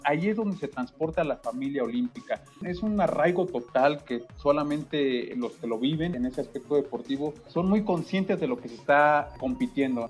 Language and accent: Spanish; Mexico